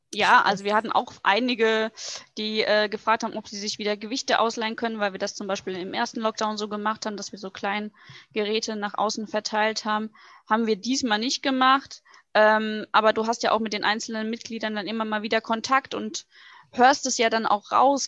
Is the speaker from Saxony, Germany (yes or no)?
no; Butzbach, Hesse, Germany; now in Hungen, Germany; komme aus dem schönen Hessen, ähm, um genau zu sein, aus Butzbach, wohne jetzt aber ungefähr seit einem Jahr in Hungen